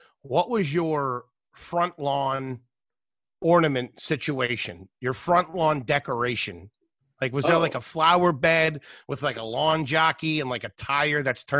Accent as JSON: {"language": "English", "town": "Philadelphia", "region": "Pennsylvania", "country": "United States", "tie": "born or raised there", "also_born_or_lived": "Wilkes-Barre, Pennsylvania", "said": "I was born in Wilkes-Barre, Pennsylvania. And then we moved down to Philly."}